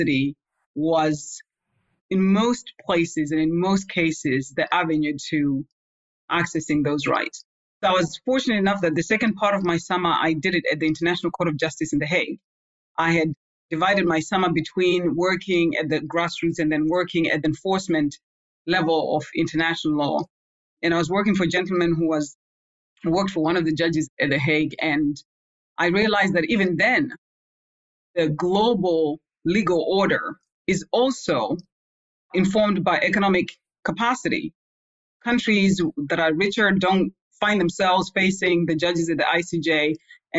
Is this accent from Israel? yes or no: no; Zimbabwe; also born or lived in Europe; now in United States; I was born in Zimbabwe